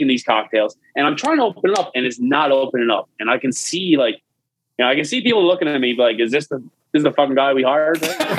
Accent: St. John's, Newfoundland and Labrador, Canada; Listen, I come from St. John's where I work in pubs and stuff like that.

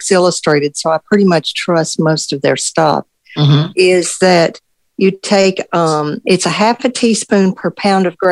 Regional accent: Tennessee, United States; when I was growing up in Tennessee

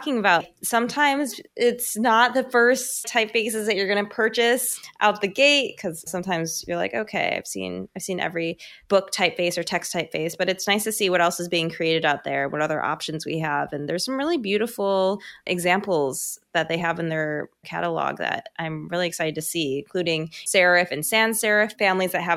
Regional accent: United States; accent: American; With my American accent

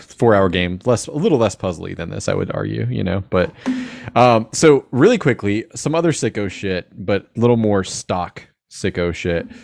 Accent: Jacksonville, United States; I'm from Jacksonville

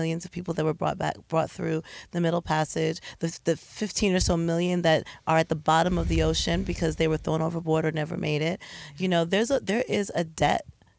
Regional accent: East Orange, New Jersey, United States; I grew up in East Orange.

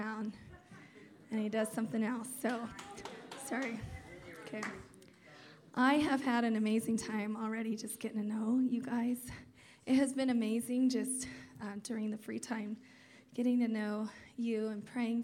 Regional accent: Terceira, Azores, Portugal; moved away; also born or lived in Turlock, California; Terceda, Azores, which is the island I was born on

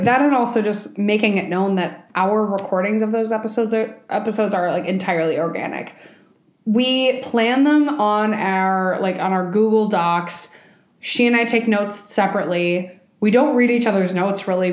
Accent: Minnesota, United States; also born or lived in Colombia; as a Colombian, being a Minnesotan, being non Spanish speaking

